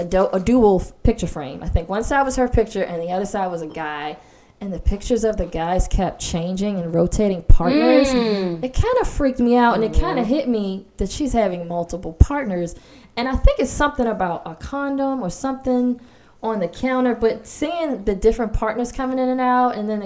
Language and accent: English; Baltimore, Maryland, United States; that resonated with me as a kid from Baltimore.